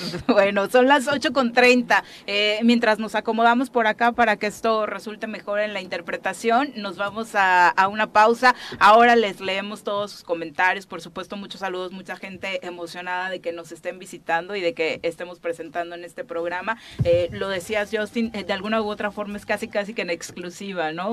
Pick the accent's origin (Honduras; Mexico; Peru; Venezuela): Mexico; Morelos; para quienes somos de Morelos